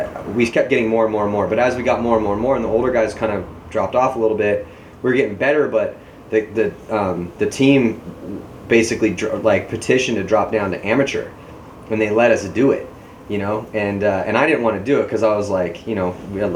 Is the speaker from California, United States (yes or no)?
yes; San Diego, California, United States; growing up in Tecolote Canyon